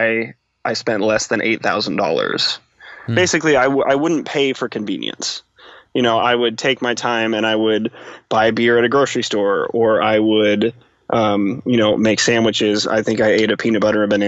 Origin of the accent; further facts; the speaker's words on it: Nebraska, United States; moved away as an adult; also born or lived in Washington, D.C.; I grew up in Nebraska